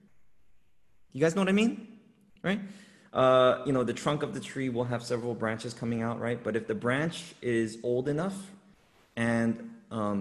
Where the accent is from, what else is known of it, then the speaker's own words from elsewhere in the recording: Los Angeles, California, United States; I grew up in Los Angeles, in urban Los Angeles